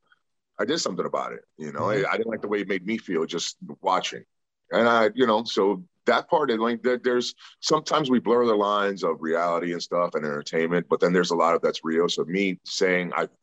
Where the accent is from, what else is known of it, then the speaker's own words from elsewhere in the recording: New York City, New York, United States; growing up in the Bronx, New York